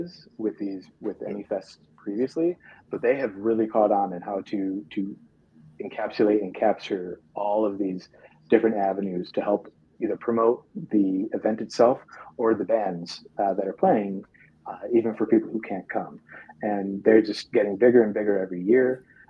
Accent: Kent, Pennsylvania, United States; So, and I'm from Kent, Pennsylvania.

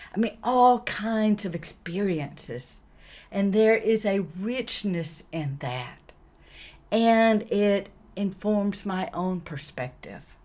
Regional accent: the American South, United States; I grew up in the American South in the 60s

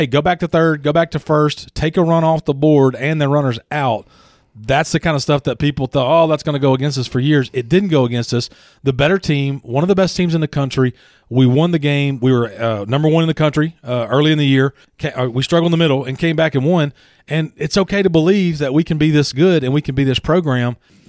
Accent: Louisiana, United States; I grew up in Louisiana. I was glued to the tube when LSU won their championship in 91, 93, 96, 97, and 2000.

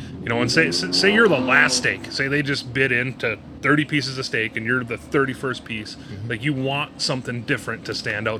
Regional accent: Milwaukee, Wisconsin, United States; moved away as an adult; now in Minnesota, United States; I'm originally from Milwaukee, Wisconsin.

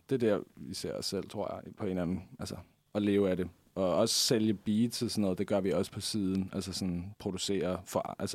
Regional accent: Denmark; Ja, altså, man ved jo godt, hvad jeg vil sige, når jeg er dansker, ikke?

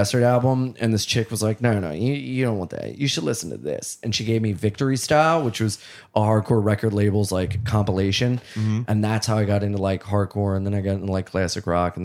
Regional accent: Delaware, United States; moved away as an adult; now in New York, United States; I grew up in Delaware

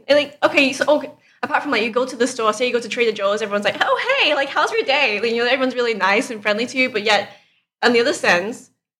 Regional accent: Manchester, North West England, United Kingdom; Well, I'm from Manchester.

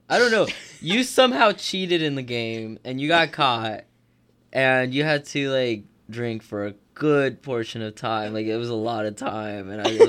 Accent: Orlando, Florida, United States; I am definitely from Orlando.

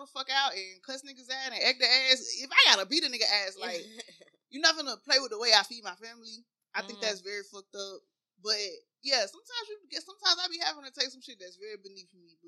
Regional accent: Chattanooga, Tennessee, United States; I'm from Chattanooga, Tennessee. I ain't never been nowhere

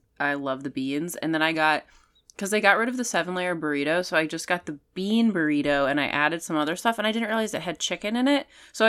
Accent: New Jersey, United States; So, I'm from New Jersey. I'm from 20 miles outside of Manhattan.

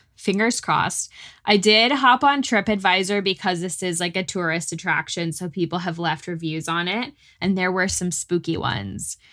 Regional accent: North Texas, United States; now in Austin, United States; I grew up in North Texas, so we got more snow

